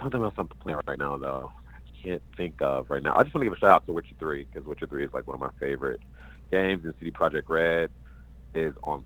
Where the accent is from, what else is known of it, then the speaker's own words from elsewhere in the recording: Chicago, Illinois, United States; moved away as an adult; now in Los Angeles, United States; From Chicago, Illinois